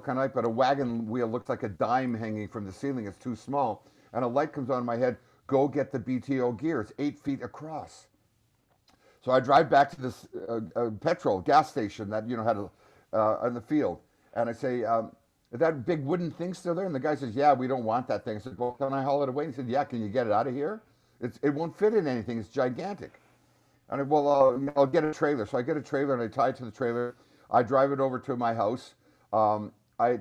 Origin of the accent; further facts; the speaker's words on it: Canada; we're Canadian